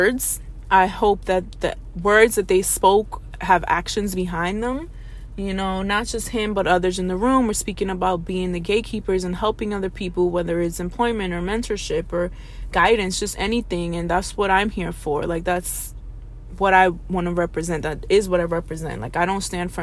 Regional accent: New York City, New York, United States; I'm from the Bronx

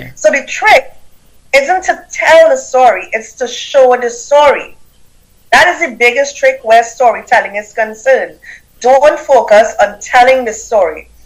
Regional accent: Trinidad & Tobago; accent: Caribbean; now in United States; I have a Caribbean accent. I'm from Trinidad and Tobago.

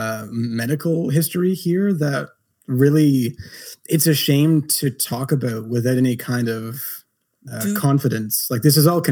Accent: Napanee, Ontario, Canada; my hometown, Napanee

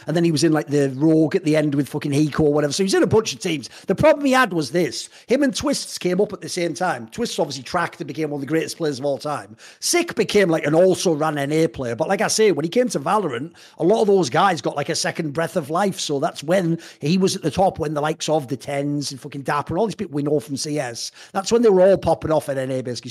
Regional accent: United Kingdom; now in Netherlands; I'm British

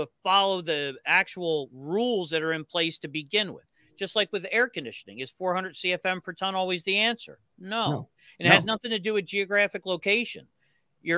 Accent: New Jersey, United States; I'm from New Jersey.

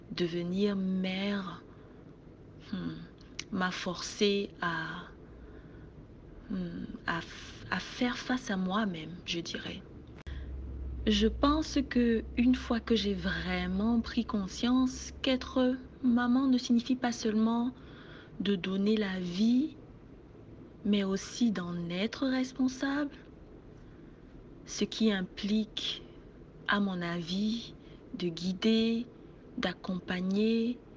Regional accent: Cameroon; now in Montreal, Canada; je suis camerounaise et je vis à Montréal.

